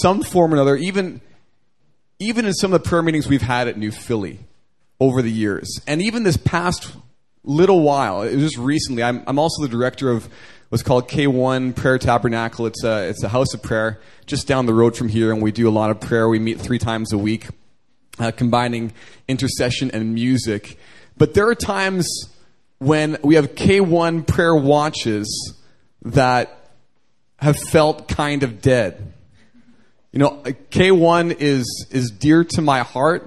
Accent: Canada; moved away as an adult; now in Seoul, South Korea; growing up in Canada

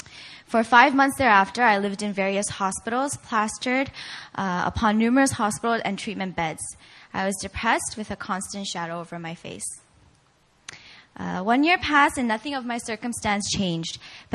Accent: South Korea; also born or lived in Virginia, United States; I was born in Virginia, but I spent most of my years growing up here in Korea at an international school.

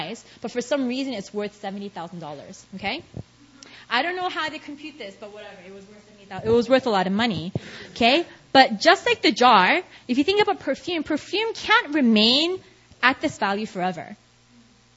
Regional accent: New York City, New York, United States; moved away as an adult; now in South Korea; I'm from New York, and growing up in New York, I had a bunch of Indian friends

